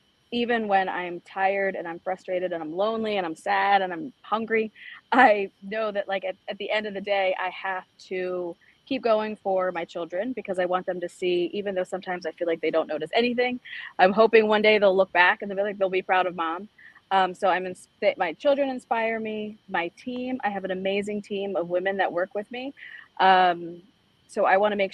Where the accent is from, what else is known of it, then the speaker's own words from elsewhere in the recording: Northern Baltimore County, Maryland, United States; also born or lived in El Salvador; I was born in El Salvador. I was adopted at a young age. Both my parents who adopted me were Baltimore City principals. So I saw the contrast growing up in Northern Baltimore County